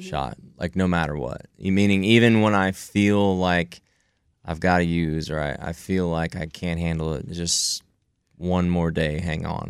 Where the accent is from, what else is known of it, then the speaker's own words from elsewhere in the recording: Houston, Texas, United States; I born and raised in Houston, Texas, to a great family here in the, in the Bel Air area